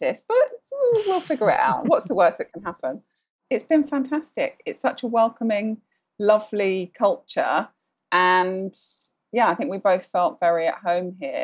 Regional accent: Sandhurst, South East England, United Kingdom; moved away as an adult; now in Bahrain; I grew up from around the age of four. We lived in Sandhurst in Berkshire

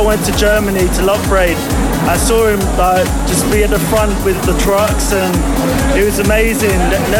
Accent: London, United Kingdom; I'm 36, I'm from London.

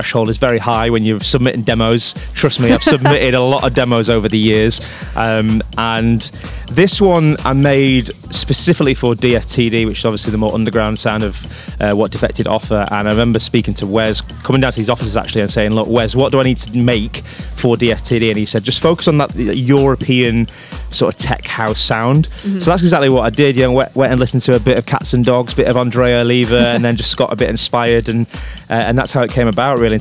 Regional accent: Blackpool, North West England, United Kingdom; It was actually in my hometown, Blackpool.

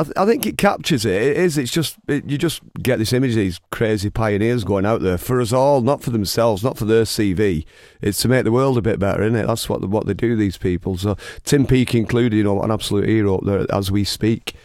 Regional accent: Oldham, North West England, United Kingdom; we're both from Oldham.

